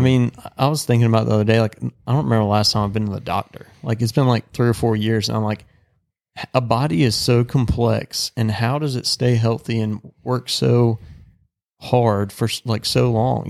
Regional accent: the South, United States; growing up in the South

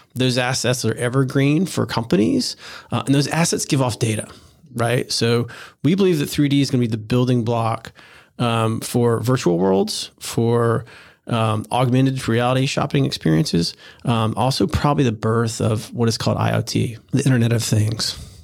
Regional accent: Florida, United States; also born or lived in New York; now in Charleston, United States; I grew up in Florida

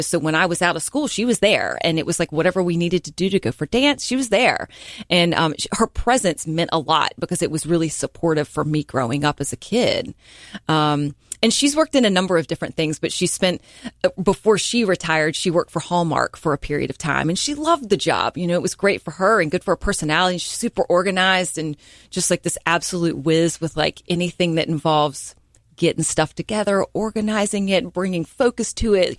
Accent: Hickory, North Carolina, United States; moved away as an adult; also born or lived in Greensboro, North Carolina / Tampa, Florida; now in Charleston, United States; I'm originally from Hickory, North Carolina, and, uh, as, you know, was born and raised there

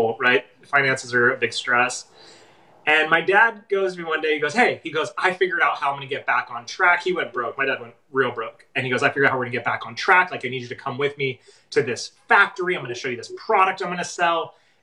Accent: Los Angeles, California, United States; also born or lived in San Francisco; I grew up in Los Angeles. I'd moved to San Francisco

